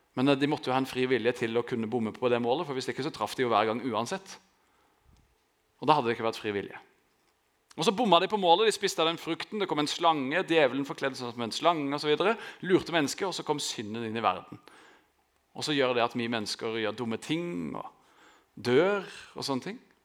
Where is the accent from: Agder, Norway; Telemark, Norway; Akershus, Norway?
Agder, Norway; Grimstad; jeg vokste opp i Østerud, som er liksom på beste vestkant her i Grimstad